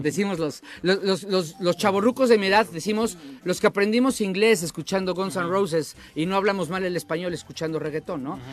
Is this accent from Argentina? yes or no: no; Mexico; somos huevones los mexicanos